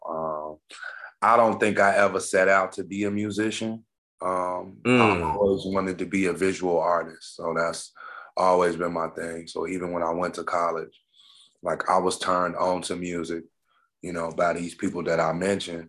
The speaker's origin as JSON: {"language": "English", "town": "Chicago", "region": "Illinois", "country": "United States", "tie": "born or raised there", "said": "I'm from Inglewood originally, born and raised on the South Side"}